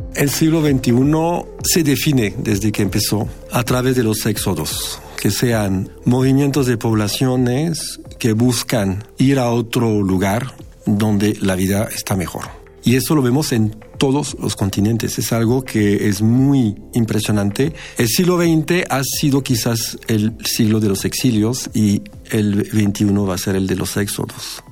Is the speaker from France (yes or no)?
yes; France; moved away as an adult; now in Mexico; soy francés y radico en México desde hace 23 años